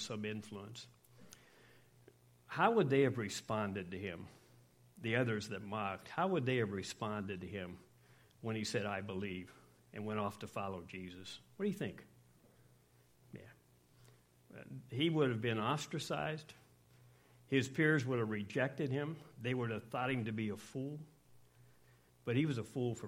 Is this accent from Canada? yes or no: no; Scotland, United Kingdom; I'm Scottish